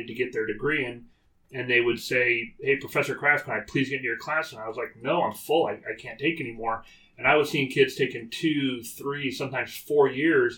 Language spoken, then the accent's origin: English; California, United States; moved away as an adult; now in Tennessee, United States; Jen and I are both born and raised in California